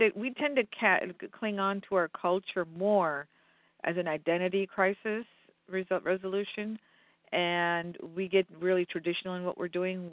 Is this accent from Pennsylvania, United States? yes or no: yes; western Pennsylvania, United States; also born or lived in India; I'm a western Pennsylvania girl.